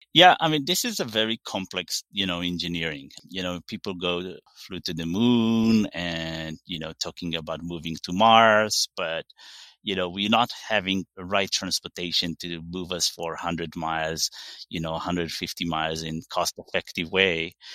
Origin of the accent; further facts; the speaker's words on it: Israel; English is a second language; moved away; I'm originally from Israel, live in forty-five minutes south of Tel Aviv. Very, grew up in very small village